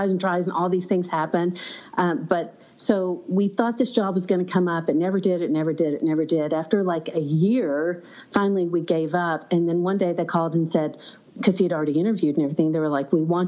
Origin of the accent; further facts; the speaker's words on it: Arkansas, United States; Arkansas, my hometown